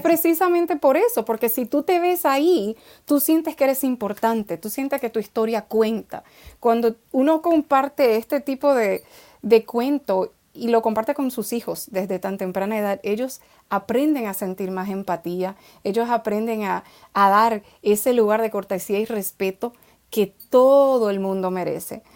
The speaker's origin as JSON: {"language": "Spanish", "country": "Dominican Republic", "tie": "born or raised there", "said": "nací me crié en República Dominicana"}